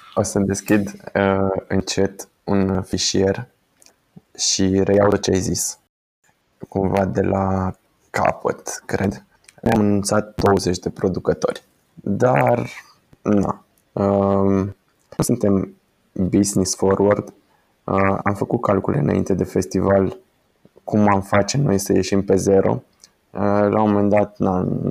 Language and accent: Romanian; Timișoara, Timiș County, Romania; suntem din Timișoara